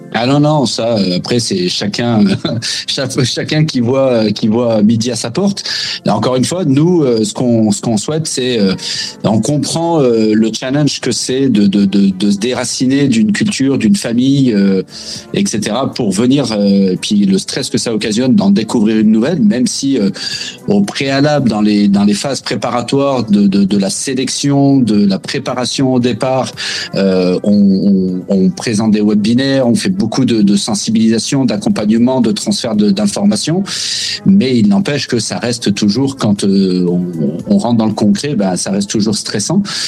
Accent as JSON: {"language": "French", "country": "France", "also_born_or_lived": "Quebec", "moved": "as an adult", "lives_now": "Canada", "said": "en tant que Français"}